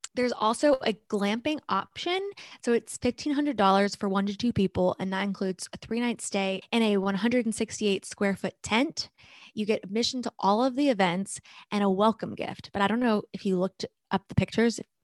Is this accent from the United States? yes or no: yes; North Carolina, United States; we're from North Carolina. It's still warm here